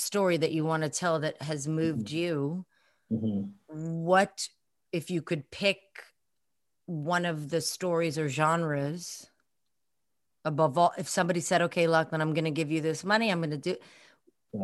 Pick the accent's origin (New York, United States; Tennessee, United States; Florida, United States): New York, United States; New York City; me growing up in Brooklyn. I mean, I didn't grow up where you grew up, but I grew up in Flatbush